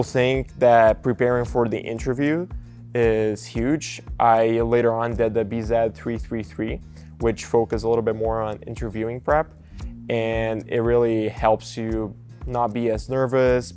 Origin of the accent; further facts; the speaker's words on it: Brazil; English is a second language; moved away as an adult; now in Nebraska, United States; I'm originally from Brazil, and I came here to Nebraska for college in 2021